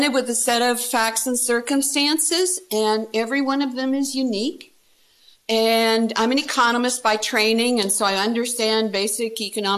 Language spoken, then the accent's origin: English; Canada; also born or lived in Halifax, Nova Scotia; I'm a Canadian, so I was in Halifax, Nova Scotia